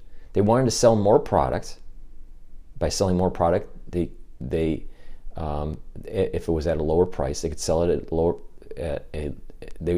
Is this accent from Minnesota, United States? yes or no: no; Michigan, United States; I'm from Michigan